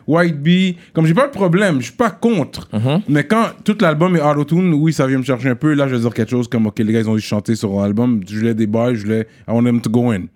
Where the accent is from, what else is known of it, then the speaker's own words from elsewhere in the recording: Montreal, Quebec, Canada; Je suis Monsieur de Montréal